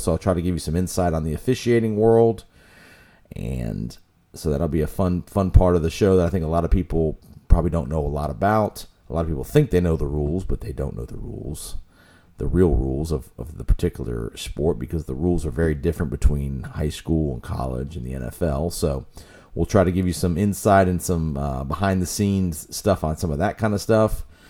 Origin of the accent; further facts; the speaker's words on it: Tampa, Florida, United States; First off, I grew up here in Tampa. I'm about to be 45 years old.